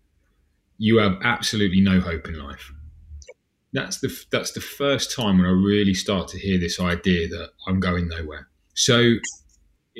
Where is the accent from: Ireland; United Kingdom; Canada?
United Kingdom; Southampton, South East England; I'm from Southampton.